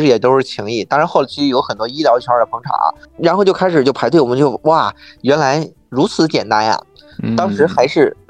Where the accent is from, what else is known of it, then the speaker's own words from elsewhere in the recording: Xuzhou, Jiangsu, China; now in Beijing, China; 因为我本身是徐州人嘛